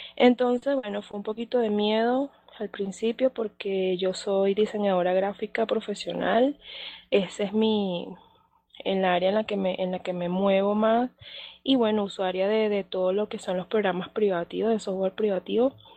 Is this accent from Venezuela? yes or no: yes; Venezuela; now in Mexico City, Mexico; yo soy de Venezuela, actualmente estoy radicada acá en Ciudad de México